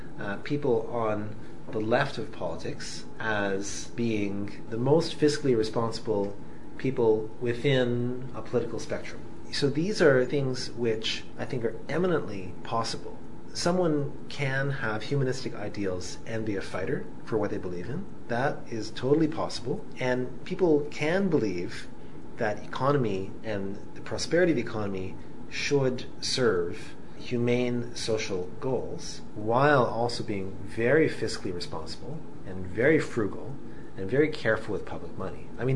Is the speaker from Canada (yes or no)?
yes; Canada; both as a Canadian and as a practicing physician